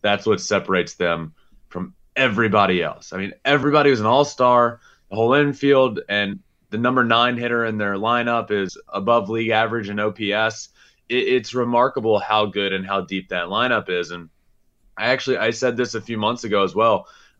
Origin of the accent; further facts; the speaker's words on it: Richmond, Virginia, United States; I grew up a Braves fan. I grew up in Richmond, Virginia, 10 minutes from the Richmond Braves Stadium.